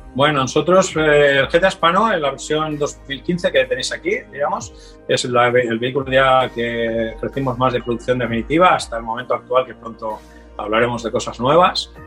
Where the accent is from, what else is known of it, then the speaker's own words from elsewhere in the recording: Torrent, Valencian Community, Spain; desde un tallercito pequeño en Torrente, mi ciudad natal en Valencia